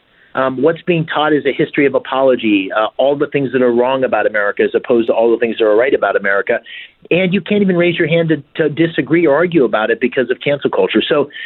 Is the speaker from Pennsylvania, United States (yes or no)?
yes; Bloomsburg, Pennsylvania, United States; I grew up here in Pennsylvania, in a small town called Bloomsburg. Okay. One company town with the McGee Carpet Mill, which sadly has mostly gone away at this point.